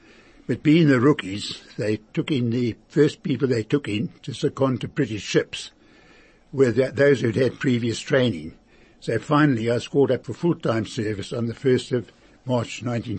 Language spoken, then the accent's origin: English; Port Elizabeth, Eastern Cape, South Africa; I was born in Port Elizabeth on the 9th of January 1920. I lived in Irvine Street, Port Elizabeth, which is just around the corner from the shul.